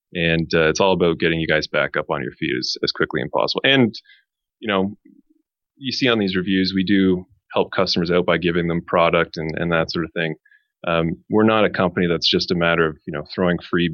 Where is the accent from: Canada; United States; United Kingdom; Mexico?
Canada; Montreal, Quebec; now in Toronto, Canada; I'm originally from Montreal